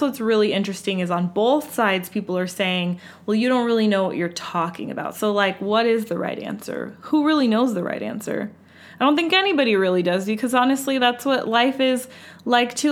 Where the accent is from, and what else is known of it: United States